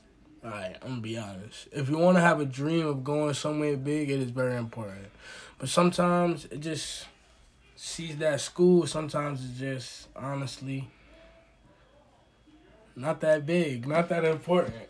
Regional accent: New York City, New York, United States; I'm from Brooklyn, New York, which I would say again, I'm from a hood where people are struggling still

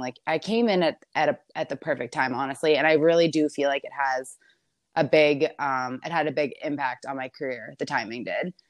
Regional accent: Maryland, United States; moved away as an adult; now in Los Angeles, United States; I'm from Maryland, so I live in L A right now, but I was born and raised in Maryland, lived my whole life there

